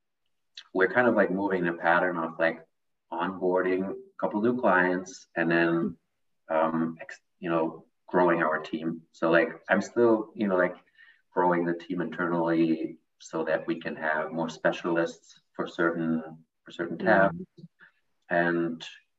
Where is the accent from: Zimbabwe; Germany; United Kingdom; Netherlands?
Germany; moved away as an adult; now in United States; I'm actually also from Germany. I've been living in the United States for 7 years.